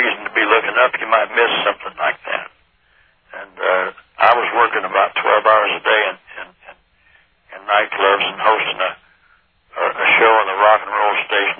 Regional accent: Bakersfield, California, United States; also born or lived in Las Vegas; I was born in Bakersfield, and then I started coming to Vegas as early as about 1953, and worked there and lived there for one year, 61 to 62

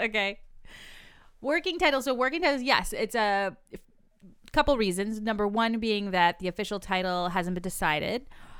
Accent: Boston, Massachusetts, United States; accent: Boston

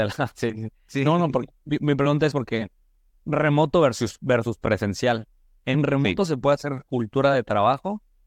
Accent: Tulancingo, Hidalgo, Mexico; now in Guadalajara, Mexico; yo soy del estado de Hidalgo, de Tulancingo, Hidalgo

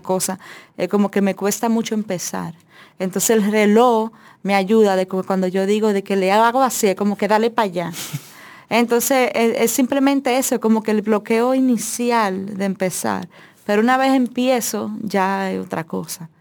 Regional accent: Dominican Republic; quienes somos dominicanos

